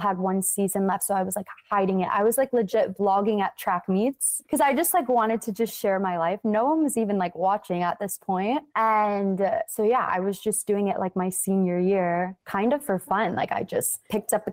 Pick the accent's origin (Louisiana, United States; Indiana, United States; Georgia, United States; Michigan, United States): Michigan, United States; Rochester Hills; moved away as an adult; also born or lived in Murfreesboro, Tennessee; I am originally from Michigan, It's called Rochester Hills. It's right outside of Detroit. And I lived there my whole life